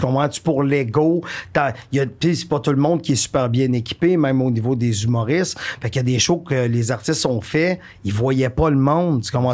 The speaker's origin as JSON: {"language": "French", "town": "Warwick", "region": "Quebec", "country": "Canada", "tie": "born or raised there", "also_born_or_lived": "Victoriaville", "said": "je viens de la région des Bois-Francs, je suis natif de Warwick, euh, j'ai habité toute ma vie à Victoriaville"}